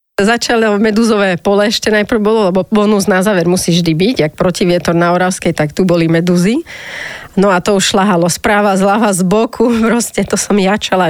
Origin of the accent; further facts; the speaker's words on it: Banská Bystrica, Banská Bystrica Region, Slovakia; also born or lived in Bratislava; Ja som vyrastala v Banskej Bystrici, to som uh-huh. akože bratislavčanka, ale v 4 rokoch sme išli tam bývať, lebo mama bola z Bystrice